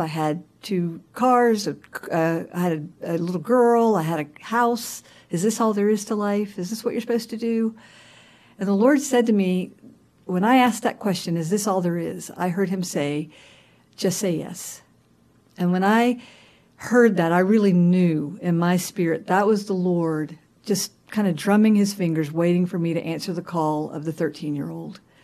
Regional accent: Augusta, Georgia, United States; I was born and raised in Augusta, Georgia

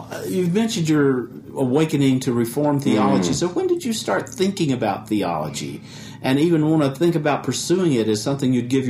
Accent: Chattanooga, Tennessee, United States; my hometown is Chattanooga, which you can almost see from the campus of Covenant College.

